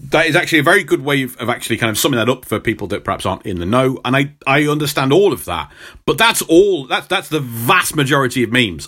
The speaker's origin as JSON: {"language": "English", "area": "Midlands", "region": "England", "country": "United Kingdom", "accent": "Midlands", "said": "I do have a Midlands accent"}